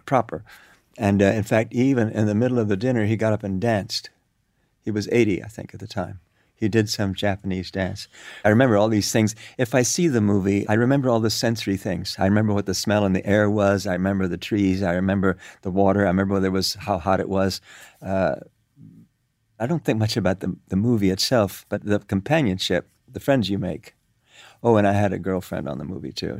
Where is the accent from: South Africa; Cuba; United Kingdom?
Cuba; moved away; also born or lived in New York; I grew up in Cuba